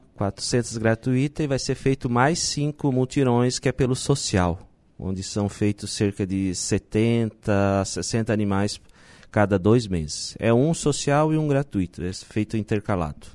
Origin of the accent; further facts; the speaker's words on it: Nova Veneza, Santa Catarina, Brazil; now in Balneário Arroio do Silva, Brazil; eu sou de Nova Veneza